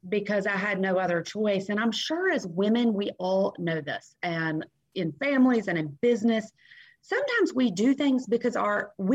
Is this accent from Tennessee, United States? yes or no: yes; Nashville, Tennessee, United States; I grew up Southern in Nashville, Tennessee